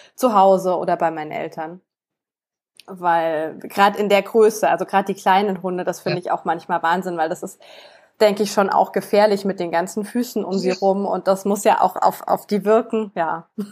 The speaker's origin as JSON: {"language": "German", "town": "Munich", "region": "Bavaria", "country": "Germany", "said": "bei uns in München Marienplatz"}